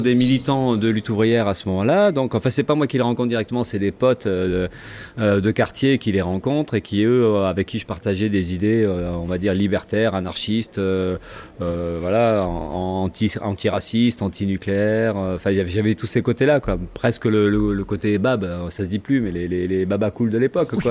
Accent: Gironde, Nouvelle-Aquitaine, France; born or raised there; also born or lived in Gagny / Villemomble / Le Blanc-Mesnil; now in Bordeaux, France

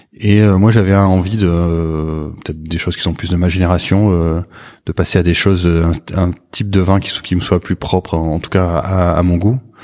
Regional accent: Saint-Émilion, Nouvelle-Aquitaine, France; also born or lived in Bordeaux / Libourne; j'ai grandi ici. Je suis né à, à Bordeaux.

